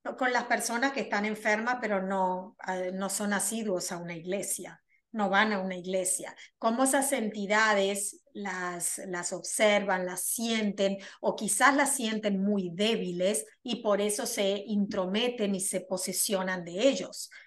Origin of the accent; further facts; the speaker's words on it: Argentina; moved away as an adult; now in United States; soy argentina, resido en los Estados Unidos hace más de 24 años